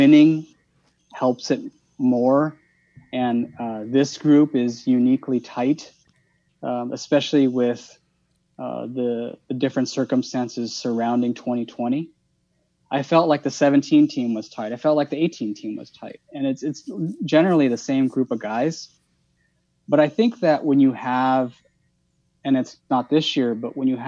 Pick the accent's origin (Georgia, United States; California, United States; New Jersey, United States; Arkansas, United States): California, United States; Los Angeles; I'm somebody that was born and raised in Los Angeles